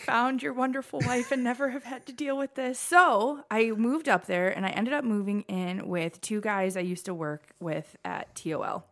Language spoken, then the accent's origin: English; Perrysburg, Ohio, United States; moved away; also born or lived in Michigan; I'm from Perrysburg, Ohio